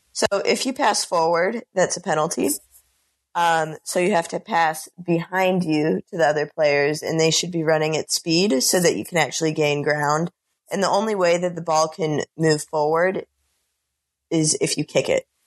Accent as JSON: {"language": "English", "town": "Bellevue", "region": "Washington", "country": "United States", "moved": "as an adult", "lives_now": "New Orleans, United States", "said": "I'm originally from Bellevue, Washington, and I'm now a senior at Tulane University"}